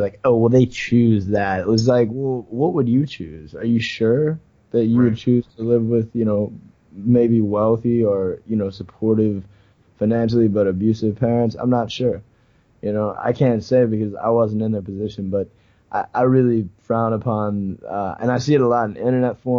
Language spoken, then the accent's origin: English; New Orleans, Louisiana, United States; also born or lived in Baton Rouge; I'm from New Orleans